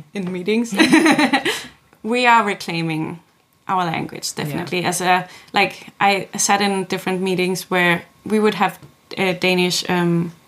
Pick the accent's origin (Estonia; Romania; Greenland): Greenland; Sisimiut, Qeqqata; first language Greenlandic; English is a second language; also born or lived in Aarhus, Denmark / Denmark; now in Nuuk, Greenland; my hometown, Sisimiut, most of the town speaks Greenlandic